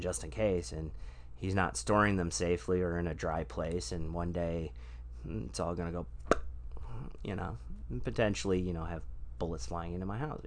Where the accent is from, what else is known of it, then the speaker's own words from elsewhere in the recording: Michigan, United States; moved away; I'm from Michigan originally